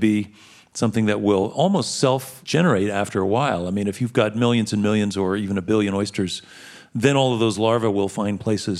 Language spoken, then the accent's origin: English; New York, United States; I grew up in New York